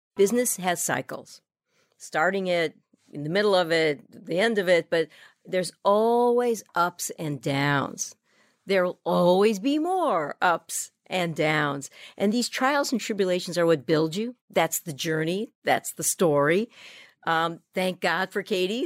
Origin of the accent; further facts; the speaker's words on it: Miami, Florida, United States; moved away as an adult; I come off the boat from Miami